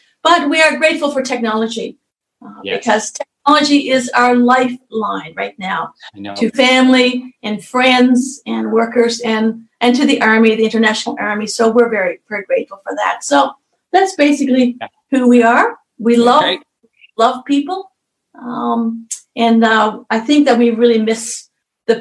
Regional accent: Newfoundland and Labrador, Canada; moved away; we're Canadian officers from Newfoundland, the island of Newfoundland

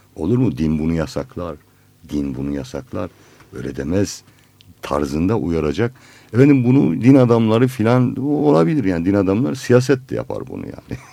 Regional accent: Black Sea Region, Turkey; Bizim Karadeniz'de

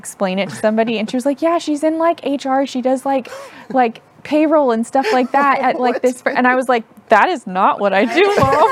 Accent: Tennessee, United States; also born or lived in Houston, Texas / Knoxville, Tennessee / Chattanooga, Tennessee; I was born in Houston, but grew up mainly in Tennessee. So part in Knoxville, Tennessee, part in Chattanooga. We traveled a lot for my dad's work

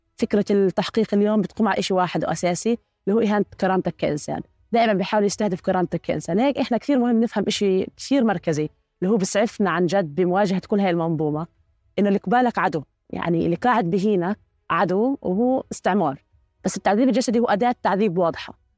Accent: Palestine; إحنا فلسطينيين

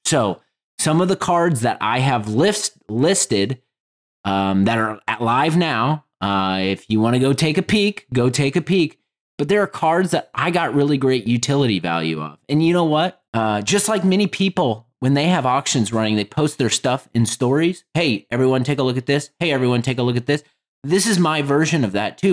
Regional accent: Indianapolis, Indiana, United States; nineties kids growing up in Indianapolis

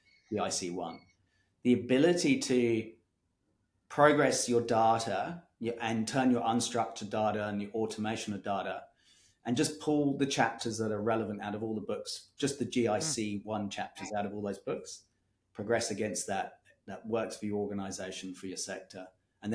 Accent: Kenya; now in Australia; I grew up in Kenya

